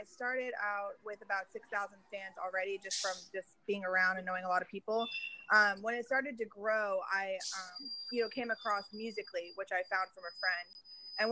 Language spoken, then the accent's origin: English; Miami, Florida, United States; now in Dallas, United States; I'm from Miami area, but I live in Dallas, Texas.